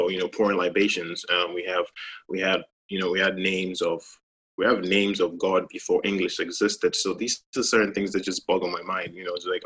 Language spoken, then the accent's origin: English; Ghana; moved away as an adult; as a child growing up in Ghana